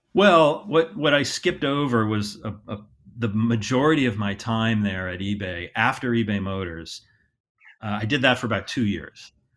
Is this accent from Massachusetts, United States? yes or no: yes; Hingham, Massachusetts, United States; also born or lived in Columbus, Ohio; I grew up outside of Boston, uh, about thirty miles south of Boston, a town called Hingham.